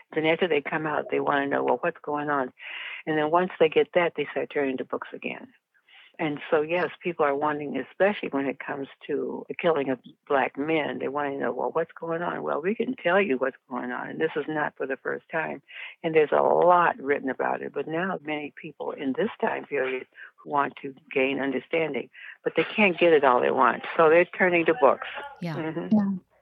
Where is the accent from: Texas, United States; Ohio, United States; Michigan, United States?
Michigan, United States; Detroit; I live in Detroit. I was born in Detroit.